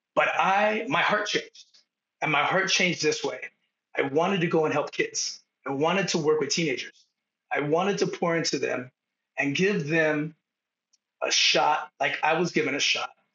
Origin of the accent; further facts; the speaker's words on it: San Diego, California, United States; moved away as an adult; now in Bend, United States; I grew up in Southtown San Diego, which is basically Palm Avenue, two miles from the border of Tijuana, Mexico